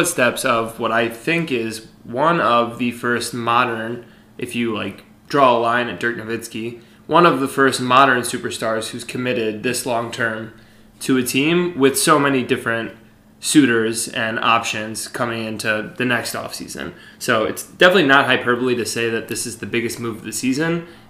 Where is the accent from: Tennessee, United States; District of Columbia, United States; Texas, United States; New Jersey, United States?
Tennessee, United States; Memphis; born and raised in Memphis, so 901 represent Grizz Next Gen, #, Shelby Drive.